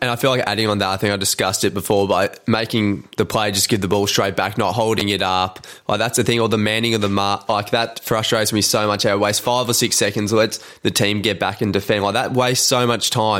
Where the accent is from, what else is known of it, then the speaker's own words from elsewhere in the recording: Carlton, Victoria, Australia; now in Mornington Peninsula, Australia; I grew up in Carlton, and, um, just at primary school, it was just so much more progressive than when, where I am now, the Mornington Peninsula.